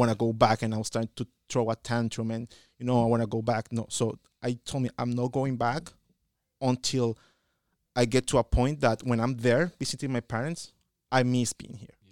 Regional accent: El Salvador; moved away as an adult; I am from El Salvador, as in Central America, and I am here

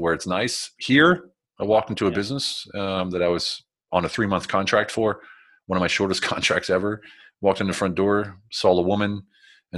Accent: United States; moved away as an adult; also born or lived in Germany / Berlin; now in Budapest, Hungary; I'm an American. Yes, I'm American

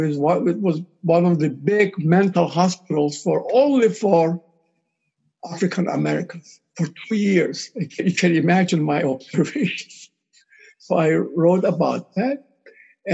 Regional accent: Cyprus; I'm from Cyprus

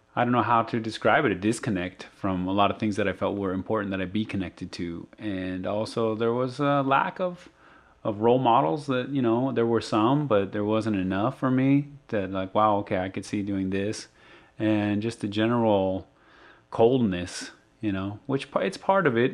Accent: Arizona, United States; I'm from Arizona

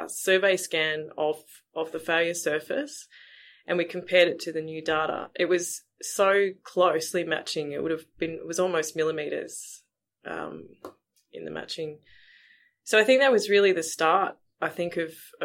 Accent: Melbourne, Victoria, Australia; I'm originally from Melbourne

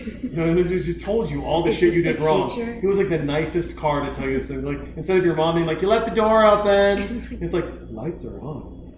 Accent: Montana, United States; also born or lived in Kalispell, Montana; now in Austin, United States; I grew up in Montana.

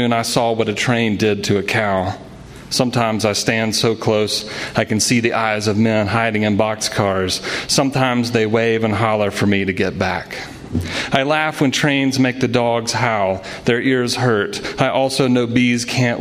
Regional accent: Alabama, United States; I grew up in Alabama, and I spent a lot of every summer in Louisiana

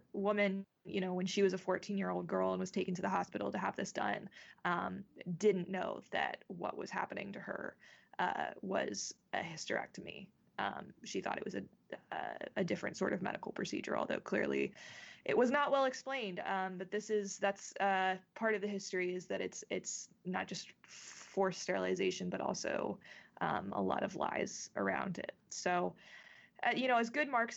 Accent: North Carolina, United States; my home state of North Carolina

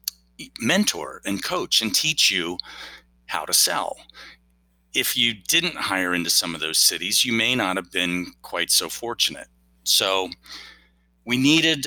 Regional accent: Washington, District of Columbia, United States; I grew up kind of in the Washington, D.C. area

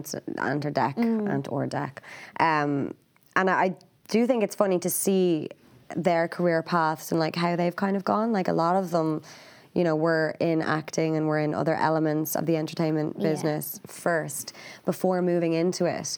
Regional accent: Ireland; we're from Ireland, we're a small country

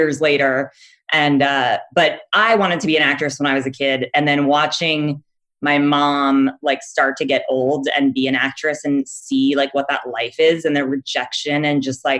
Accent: Los Angeles, California, United States; also born or lived in Santa Monica; I grew up in LA in the Valley

